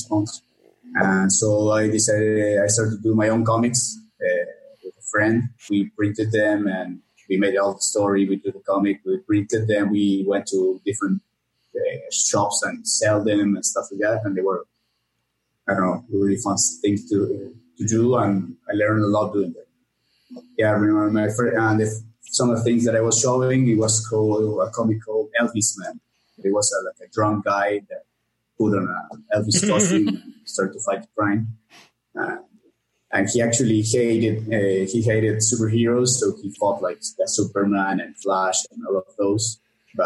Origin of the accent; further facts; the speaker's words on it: Argentina; also born or lived in Córdoba, Argentina; I'm from Argentina. I live in the city of Cordoba